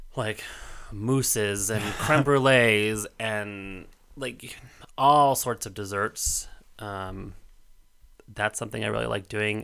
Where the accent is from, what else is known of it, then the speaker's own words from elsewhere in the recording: Colorado, United States; moved away; entire streets of my hometown